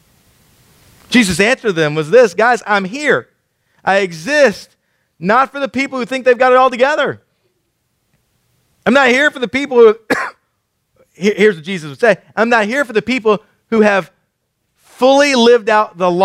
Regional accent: Killeen, Texas, United States; moved away; I grew up in Killeen

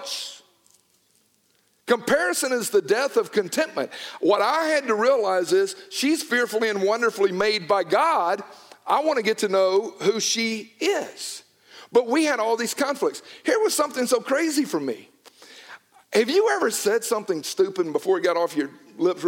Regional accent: Newnan, Georgia, United States; I was from Georgia. It was not that she grew up in Toronto and me in Noonan

